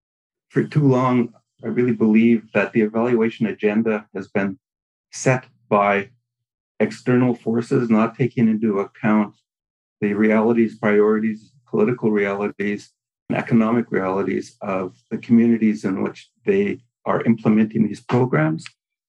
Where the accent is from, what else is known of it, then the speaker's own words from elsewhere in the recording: Prince Albert, Saskatchewan, Canada; now in Manitoba, Canada; I am Métis. I was born in Prince Albert, Saskatchewan.